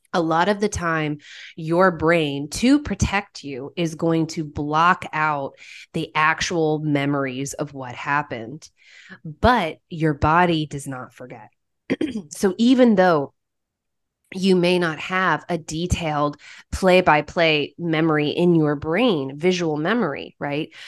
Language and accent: English; Oklahoma, United States; moved away as an adult; also born or lived in Haiti; I'm originally from Oklahoma, and I went to the University of Central Oklahoma for my undergrad